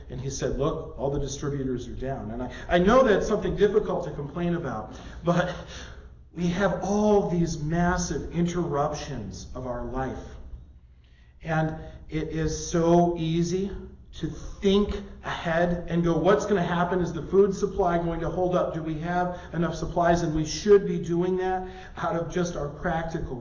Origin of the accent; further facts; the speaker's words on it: Midwest, United States; now in Las Vegas, United States; growing up in the Midwest